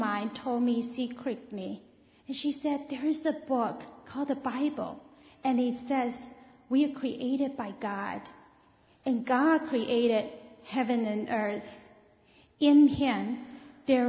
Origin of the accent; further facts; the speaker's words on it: China; moved away; I was born in China. When I was raised there